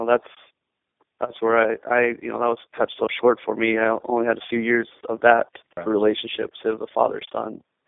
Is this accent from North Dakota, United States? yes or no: yes; Minot, North Dakota, United States; Born and raised in Minot by my parents, Don and Mary Allard. My dad grew up in Epping, and I still go to his family farm where he grew up all the time.